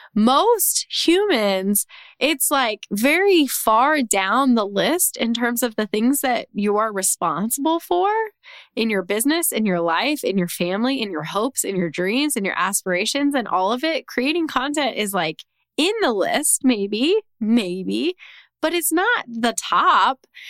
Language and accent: English; Texas, United States; my home state of Texas